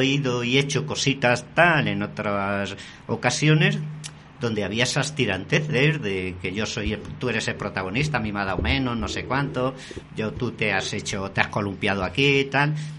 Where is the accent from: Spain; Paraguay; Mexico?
Spain; Castile; en mi tierra, en plena Castilla, la seca